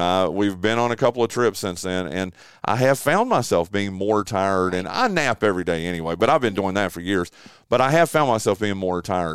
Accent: Western North Carolina, United States; I grew up in Western North Carolina

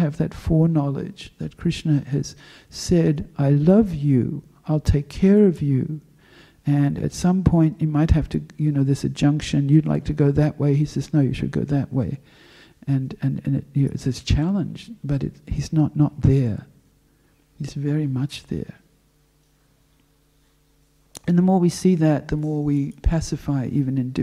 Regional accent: Western Australia, Australia; now in Melbourne, Australia; I'm from Western Australia

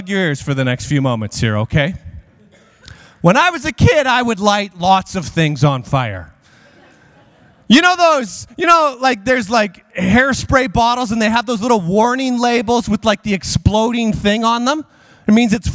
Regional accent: Regina, Saskatchewan, Canada; I grew up in Regina

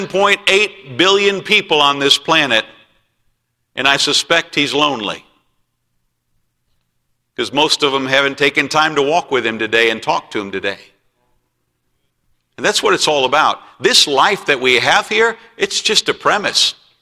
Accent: United States; I did not choose to be born in America. I'm glad that I was born in America.

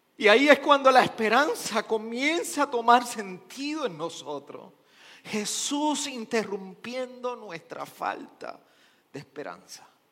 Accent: Arecibo, Puerto Rico; yo soy de Arecibo

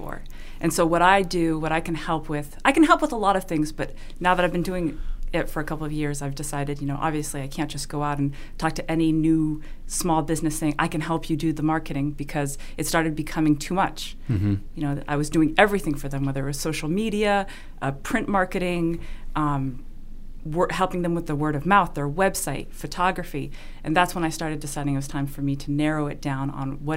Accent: Switzerland; English is a second language; moved away as an adult; now in Boston, United States; I was born and raised in Switzerland

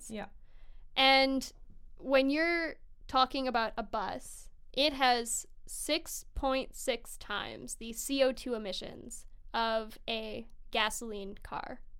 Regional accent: Sweden; also born or lived in Hawaii; now in Vancouver, Canada; I'm from Sweden.

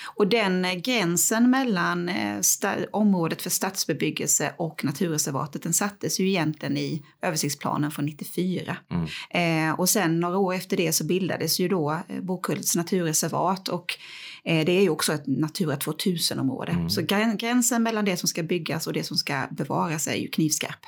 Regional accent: Växjö, Kronoberg County, Sweden; Jag är upp, född och uppvuxen på norra Teleborg

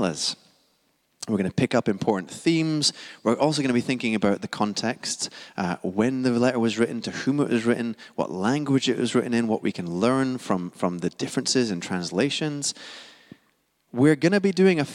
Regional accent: Scotland, United Kingdom; now in London, United Kingdom; I am Scottish, non-American

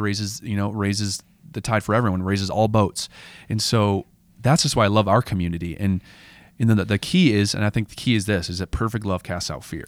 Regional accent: United States; as an American Christian

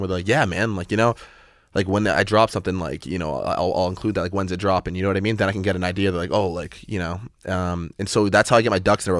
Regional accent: Massachusetts, United States; I'm from Massachusetts

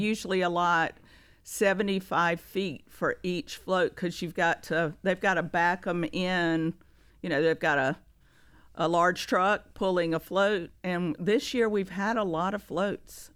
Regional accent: Greensboro, North Carolina, United States; moved away as an adult; now in Rock Hill, United States; I am from Greensboro, North Carolina

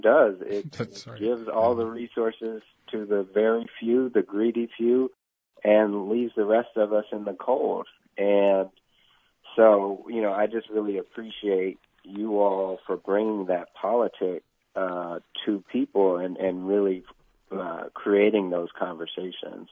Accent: Oakland, California, United States; also born or lived in San Francisco / Cambridge, Massachusetts; I am from East Oakland. I was born in San Francisco. We moved to Oakland when I was a week old.

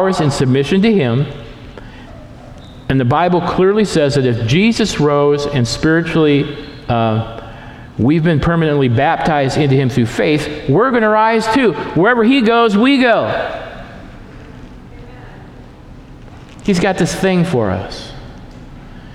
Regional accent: Lansing, Michigan, United States; also born or lived in Portland; now in Stanwood, United States; I grew up in Lansing, Michigan, a very industrial town, and then I moved to downtown Portland, or to Portland

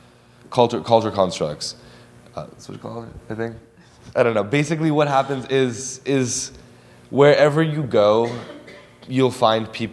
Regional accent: Los Angeles, California, United States; I grew up in Los Angeles, so I ate a lot of black beans and rice.

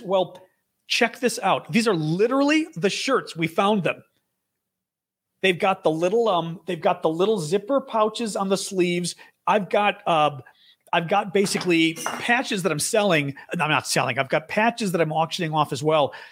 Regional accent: United States; I am one hundred percent Greek, but I'm American

